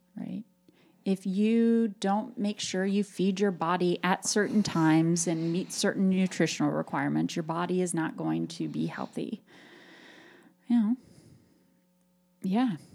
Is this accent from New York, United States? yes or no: no; Appalachian Ohio, United States; growing up in Appalachia, Ohio